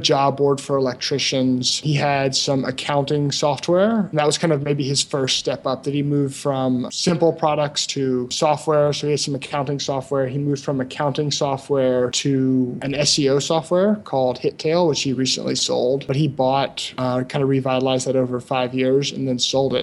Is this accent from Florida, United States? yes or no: no; Memphis, Tennessee, United States; moved away as an adult; also born or lived in Brazil; I'm from Memphis, Tennessee, which is kind of a small to medium sized city in the southeastern U.S.